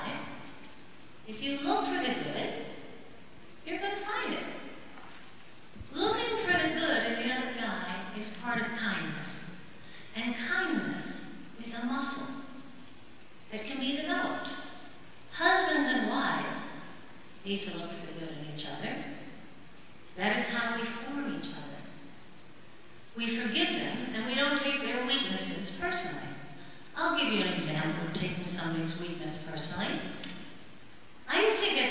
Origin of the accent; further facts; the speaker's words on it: Midwest, United States; now in Nashville, United States; I'm kind of a creative, go-with-the-flow Midwesterner